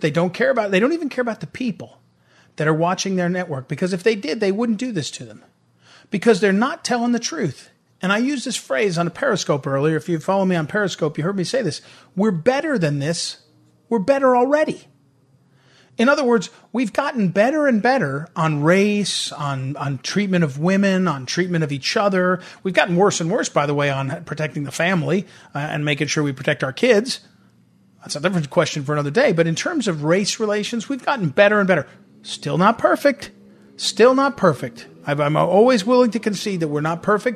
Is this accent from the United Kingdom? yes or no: no; St. Louis, Missouri, United States; I'm from St. Louis.